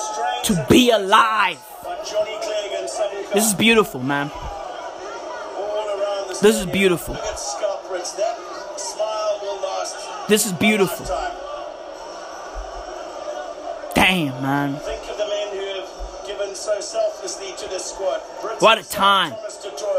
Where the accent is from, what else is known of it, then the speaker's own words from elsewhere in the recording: South Africa; me as a South African kid